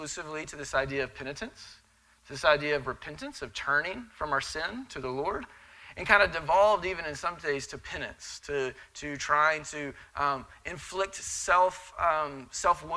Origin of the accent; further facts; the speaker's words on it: Texas, United States; I'm Texan